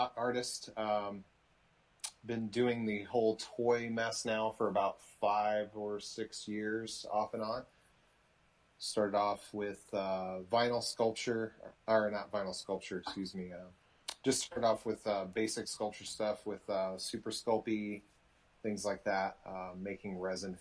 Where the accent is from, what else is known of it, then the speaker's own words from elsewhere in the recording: Nebraska, United States; I grew up in Nebraska, so as I wasn't a farm boy